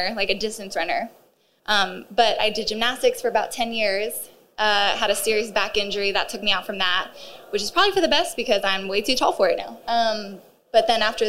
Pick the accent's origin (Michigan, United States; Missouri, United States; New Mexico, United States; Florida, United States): New Mexico, United States; Albuquerque; moved away as an adult; also born or lived in Texas; I was raised in New Mexico actually, and so that's where I did sports and athletics and found my love for track and field.